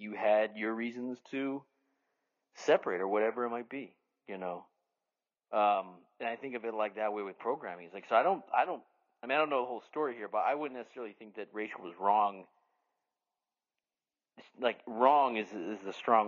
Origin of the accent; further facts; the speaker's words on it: Dallas, Texas, United States; my hometown of Dallas